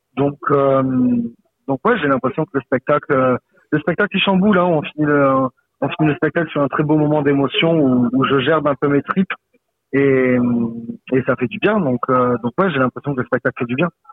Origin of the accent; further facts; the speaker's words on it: Saint-Laurent-de-la-Salanque, Occitania, France; j'ai commencé le théâtre en amateur à Saint-Laurent-de-la-Salanque, à côté de Perpignan, là où j'ai grandi